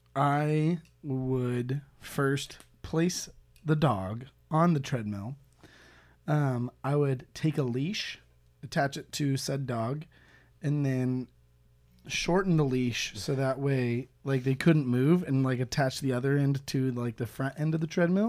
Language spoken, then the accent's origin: English; United States; I'm from America.